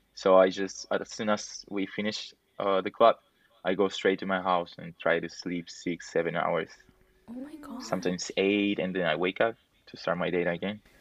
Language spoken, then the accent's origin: English; Peru; I'm from Peru